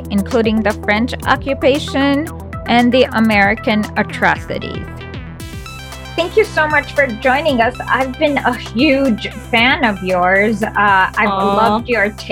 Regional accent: India; I'm from India

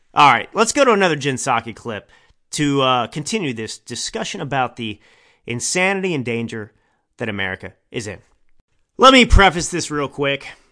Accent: Texas, United States; I grew up in Texas

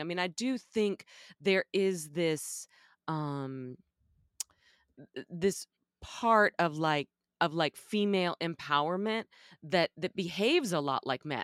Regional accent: Texas, United States; as a little girl growing up in Texas

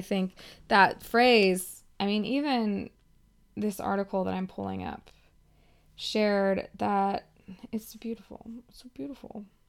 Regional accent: United States; We're American women.

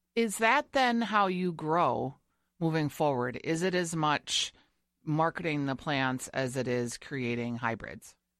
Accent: Minnesota, United States; I am from Minnesota

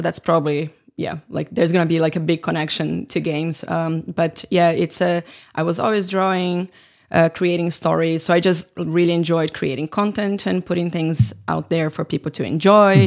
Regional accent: Brazil; moved away as an adult; now in Finland; I was working with games in, in my hometown in Brazil

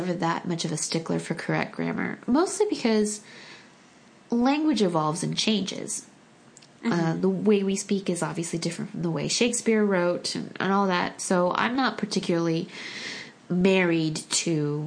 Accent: United States; first language Korean; English is a second language; I was born in the States

